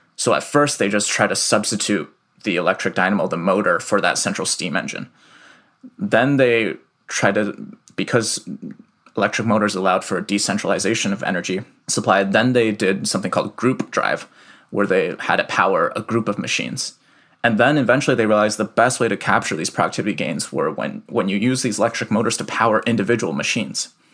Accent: Iowa City, Iowa, United States; also born or lived in Shanghai, China; moved to Iowa City when I was three

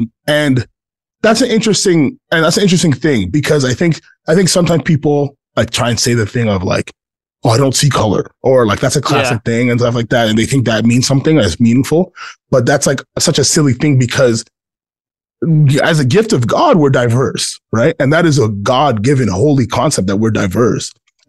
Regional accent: Ghana; And I'm from Ghana, and I grew up in a Black church, and those things are, this is like, I know who I am.

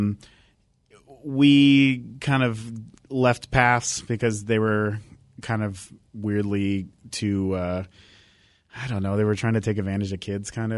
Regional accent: Bremerton, Washington, United States; I grew up in Bremerton, and you know how Bremerton is

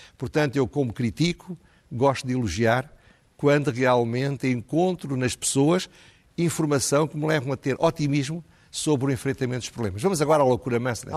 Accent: Centro, Portugal; eu não sou do Norte, sou do Centro

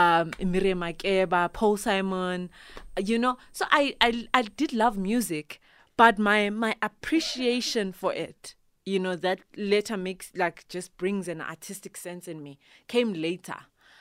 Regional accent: Zimbabwe; I'm originally from Zimbabwe. I was born there, mm-hmm. grew up there

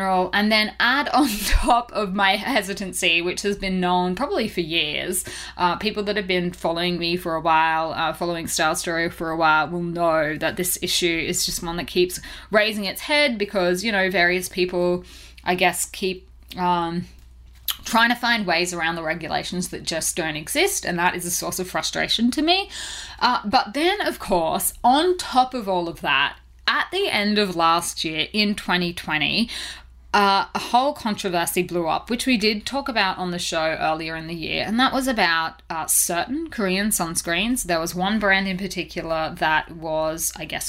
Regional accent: Australia; accent: Australian; I am an Aussie, if you couldn't already tell from my accent

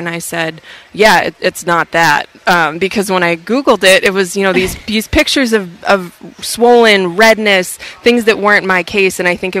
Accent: Boston, Massachusetts, United States; I grew up in the Boston area.

